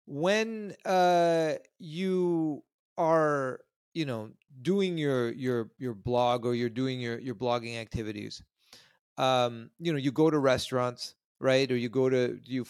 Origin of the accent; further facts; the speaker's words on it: Sudbury, Ontario, Canada; moved away; I actually am originally from Canada myself. I was born in Sudbury, far north of you.